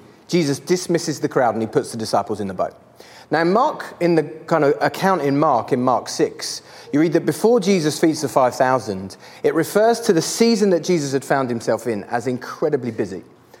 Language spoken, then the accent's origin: English; Canterbury, South East England, United Kingdom; I am from Canterbury in England.